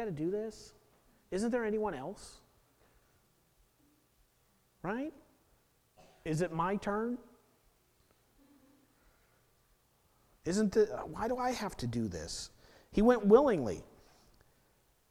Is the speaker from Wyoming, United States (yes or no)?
no; Portland, Oregon, United States; I was born in Portland